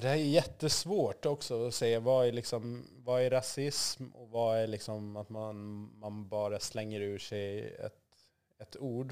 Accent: Gotland, Sweden; also born or lived in Zambia; Jag var fem år när vi flyttade, så jag är ju uppväxt i Sverige.

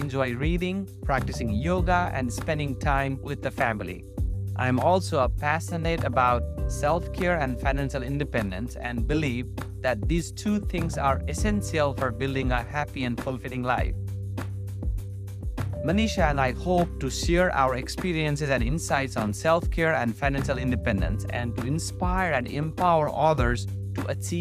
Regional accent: Nepal; moved away as an adult; now in North Carolina, United States; I was born and raised in Nepal

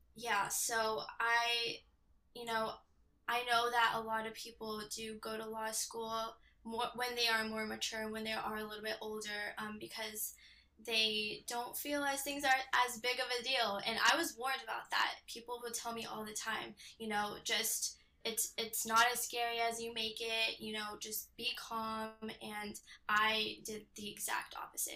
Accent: Temecula, California, United States; I grew up in Temecula, California.

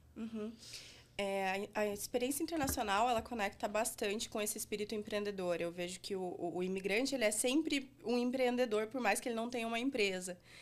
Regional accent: Brazil; a gente, sendo brasileiro, fazendo é, algo para usuários brasileiros

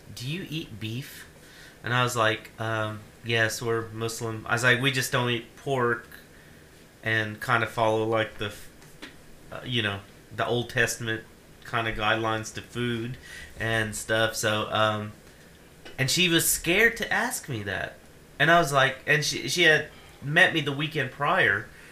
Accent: Ashland, United States; my years growing up in Ashland

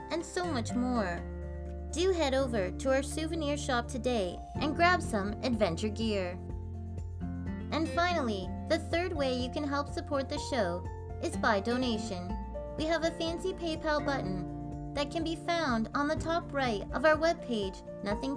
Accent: Canada

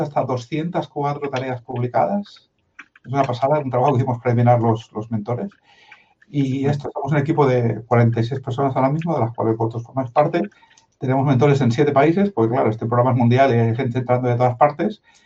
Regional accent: Madrid, Community of Madrid, Spain; Yo tengo la mitad de sangre de Jaén, aunque no me parezca la mitad de Barcelona. Y, y nací en Madrid, para acabar de cuadrarlo todo

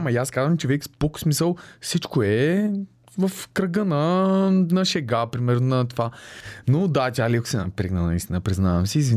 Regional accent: Yambol, Yambol Province, Bulgaria; also born or lived in Sliven / Blagoevgrad / Varna; Аз съм си родом от Ямбул. А, но много малко съм живял там, тъй като в Сливен съм учил, след това отил в Благоевград да уча, след това във Варна

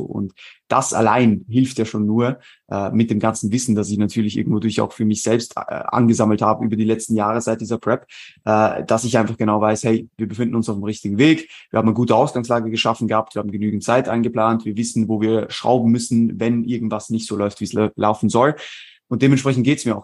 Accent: Switzerland; moved away as an adult; now in Vienna, Austria; ich äh, bin ursprünglich aus der Schweiz, äh, lebe mittlerweile seit äh, rund eineinhalb Jahren in Wien

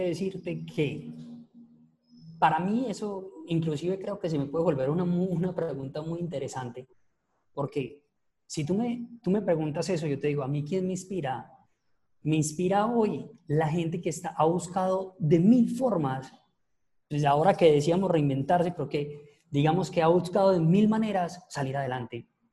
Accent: Paisa, Antioquia, Colombia; soy el peor paisa que ustedes se pueden encontrar

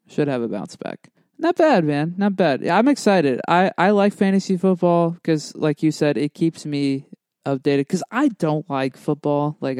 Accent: Dallas, Texas, United States; Like, obviously I'm from Dallas, Fort Worth.

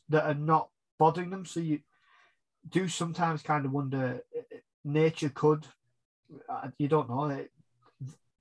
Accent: England, United Kingdom; I'm English

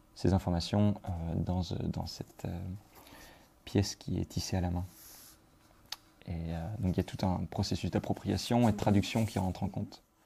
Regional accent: Brittany, France; moved away as an adult; now in Belgium; j'ai grandi en France, en Bretagne

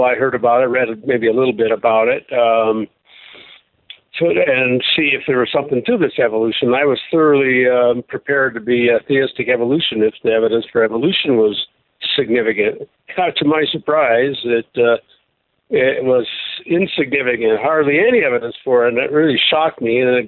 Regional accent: Seattle, Washington, United States; I grew up in Seattle, Washington

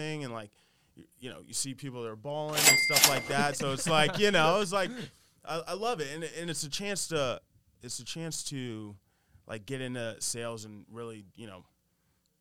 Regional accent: Kansas, United States; moved away as an adult; now in New York City, United States; I'm from Kansas, right? Born and raised, went to school there

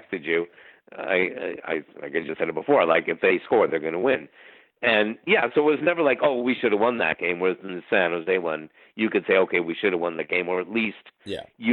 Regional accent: Ottawa, Ontario, Canada; moved away; that's where I'm from.

